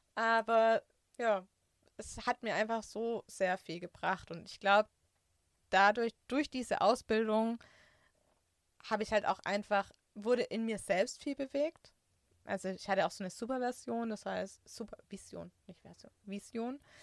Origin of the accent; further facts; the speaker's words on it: Swabia, Germany; moved away; also born or lived in Franconia; ich bin Schwabe